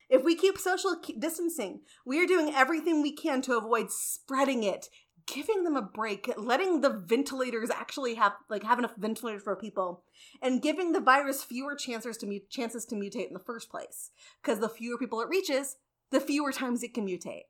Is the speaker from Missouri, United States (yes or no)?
yes; St. Louis, Missouri, United States; I was raised going to Cardinals games because I lived in St. Louis